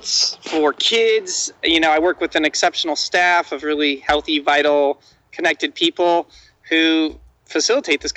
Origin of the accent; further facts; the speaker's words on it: Midwest, United States; I grew up in the Midwest